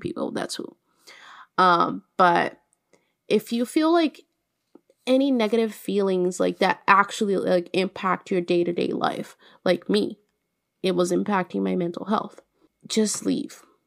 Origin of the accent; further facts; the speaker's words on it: Minas Gerais, Brazil; I'm from Minas